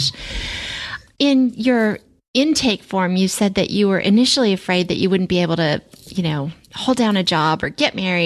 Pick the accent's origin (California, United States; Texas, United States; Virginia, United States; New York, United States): Virginia, United States; Springfield; also born or lived in Alexandria, Virginia / Centreville, Virginia / Fairfax, Virginia; I grew up in Springfield and I lived in Alexandria and Centerville and Fairfax and all over there